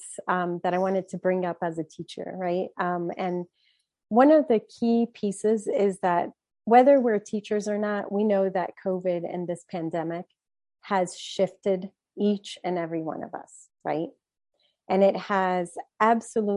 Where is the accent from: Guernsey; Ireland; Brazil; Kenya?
Brazil; now in Maryland, United States; I'm from Brazil